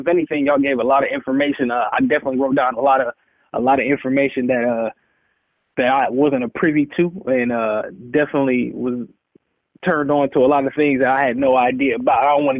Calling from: Pittsburgh, Pennsylvania, United States; I'm calling from Pittsburgh.

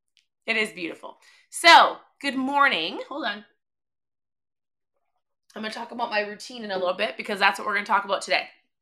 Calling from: Minnesota, United States; I'm tuning in from Minnesota. It's probably negative 10. I don't even know. It feels like we live in Antarctica, which I feel like we do.

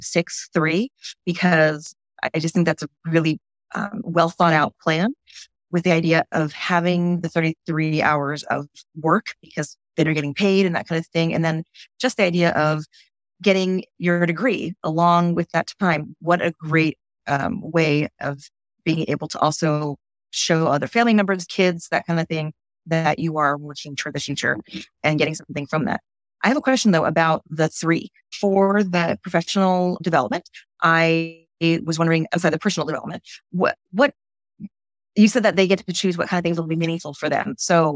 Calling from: Southern California, United States; I am calling here from Southern California

